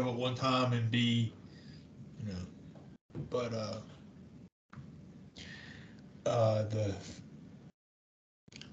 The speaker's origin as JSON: {"language": "English", "country": "United States", "said": "we as the American people"}